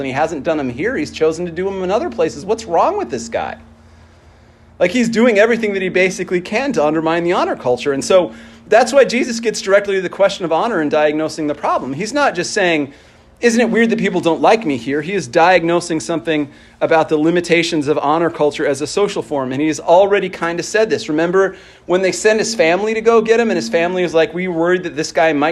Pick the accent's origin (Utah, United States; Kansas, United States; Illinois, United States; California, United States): Utah, United States; Salt Lake City; moved away; as a kid who grew up in Salt Lake City, I really, really loved my hometown. But when I decided to move somewhere else